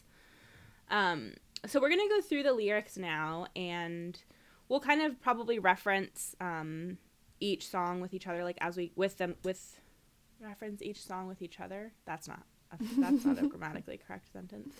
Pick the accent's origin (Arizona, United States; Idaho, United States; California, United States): California, United States; San Francisco; moved away as an adult; I was born in San Francisco, and I lived there till I was 19